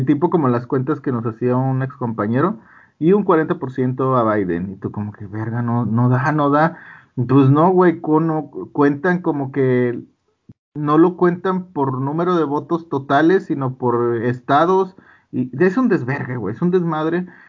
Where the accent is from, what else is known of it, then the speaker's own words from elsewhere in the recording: Monterrey, Nuevo León, Mexico; es de mis paisas, güey. Los regios